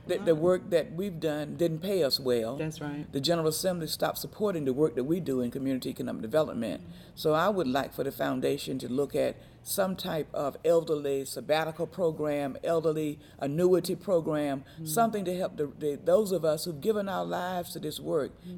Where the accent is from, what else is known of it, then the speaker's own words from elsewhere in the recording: Rocky Mount, North Carolina, United States; I'm from Rocky Mount, North Carolina